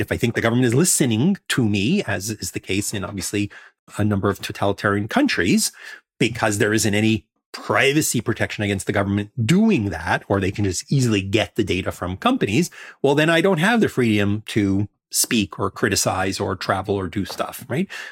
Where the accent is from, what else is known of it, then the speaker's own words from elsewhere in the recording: New York City, New York, United States; in Coney Island, Brighton Beach uh, area where I grew up